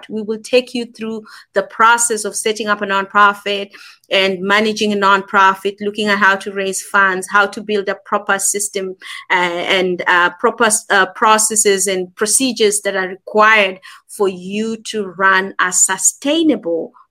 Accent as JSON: {"language": "English", "country": "Kenya", "also_born_or_lived": "South Africa", "accent": "Kenyan and South African", "lives_now": "Manchester, United Kingdom", "said": "I am in Manchester, United Kingdom, but okay. I am Kenyan, and yep. I've lived in South Africa for over ten years."}